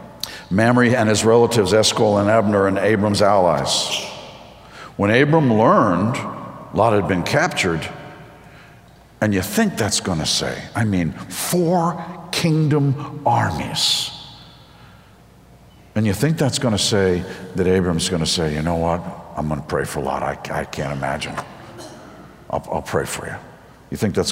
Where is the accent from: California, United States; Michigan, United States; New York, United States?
New York, United States; outside of New York City, United States; I grew up outside of New York City